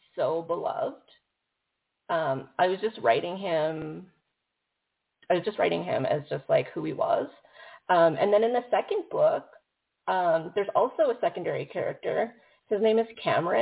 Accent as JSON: {"language": "English", "town": "Calgary", "region": "Alberta", "country": "Canada", "tie": "born or raised there", "said": "I grew up in Calgary."}